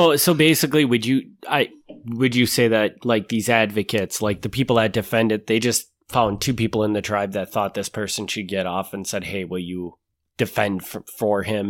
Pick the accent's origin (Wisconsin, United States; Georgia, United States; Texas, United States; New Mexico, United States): Wisconsin, United States; Kaukauna; born or raised there